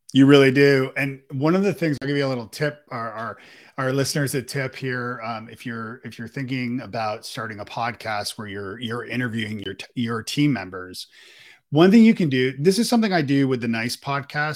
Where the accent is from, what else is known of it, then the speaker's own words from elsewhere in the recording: Toronto, Ontario, Canada; also born or lived in Ireland; now in Nashville, United States; We live in Nashville, and I'm from Canada, uh, uh, in Toronto.